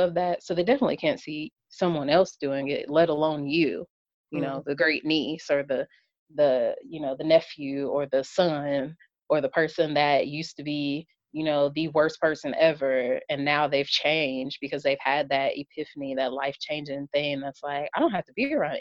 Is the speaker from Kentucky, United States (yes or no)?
yes; Kentucky, United States; I'm from Kentucky